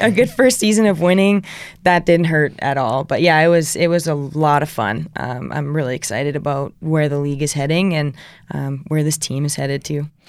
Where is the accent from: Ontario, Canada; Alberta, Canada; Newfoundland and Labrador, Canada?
Alberta, Canada; also born or lived in Edmonton / Saskatoon; I grew up, like, super small town, about an hour east